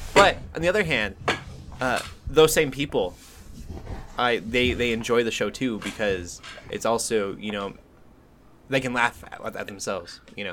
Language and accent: English; Colorado, United States; moved away; also born or lived in South Dakota; I'm from Colorado. But I'm also from South Dakota a little bit, and that ranch town life